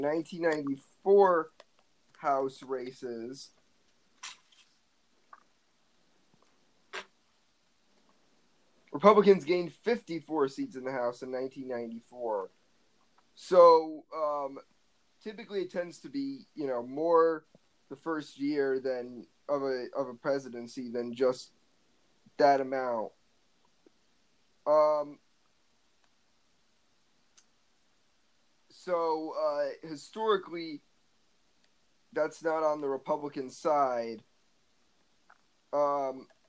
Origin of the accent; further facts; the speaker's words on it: New York, United States; New York, my home state